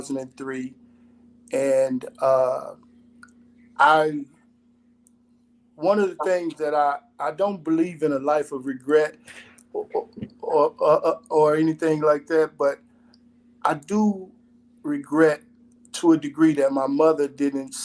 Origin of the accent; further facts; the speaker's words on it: Chicago, Illinois, United States; I grew up on the North Side in a melting pot with different ethnicities.